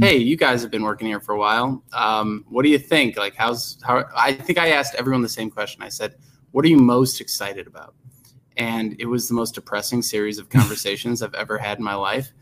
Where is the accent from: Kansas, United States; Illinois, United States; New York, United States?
Illinois, United States; Arlington Heights; I grew up in Arlington Heights